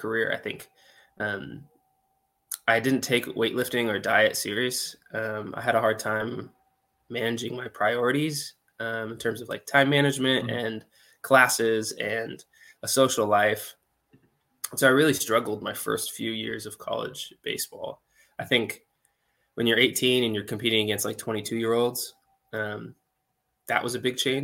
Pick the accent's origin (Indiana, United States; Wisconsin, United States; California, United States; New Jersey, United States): California, United States; San Jose; I grew up in San Jose, California